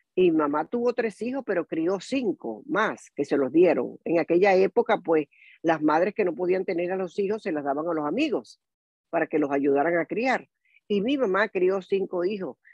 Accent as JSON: {"language": "Spanish", "country": "Venezuela", "also_born_or_lived": "Tampa Bay, United States", "moved": "as an adult", "lives_now": "Tampa, United States", "said": "yo soy venezolana. Eh, tengo en Estados Unidos más de, más de 42 años hasta ahora."}